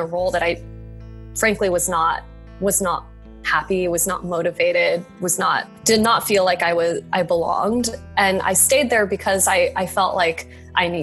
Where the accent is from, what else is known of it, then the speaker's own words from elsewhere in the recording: Reno, Nevada, United States; moved away; also born or lived in Salem, Oregon; I'm from Reno, or my childhood is in Reno